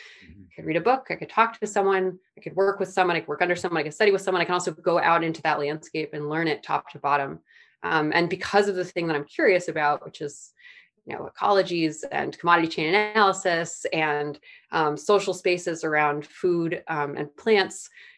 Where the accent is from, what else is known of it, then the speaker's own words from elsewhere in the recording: Midwest, United States; I grew up in the Midwest, so becoming a farmer wasn't that wild of a career path, but for where I grew up in the Midwest and what I grew up doing, there was no reason I should have gotten involved with plants at all.